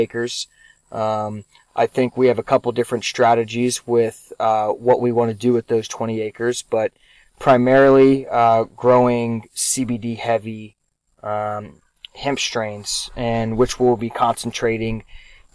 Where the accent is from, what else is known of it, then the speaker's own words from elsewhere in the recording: Charleston, South Carolina, United States; born and raised in Charleston, South Carolina